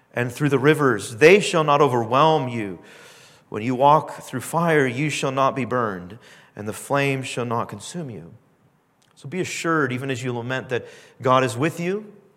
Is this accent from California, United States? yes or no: yes; Southern California, United States; now in Canada; I grew up in Southern California